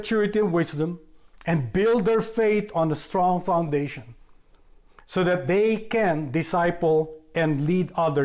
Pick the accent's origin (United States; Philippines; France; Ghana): Philippines; moved away as an adult; I'm from the Philippines. I was born there and grew up there.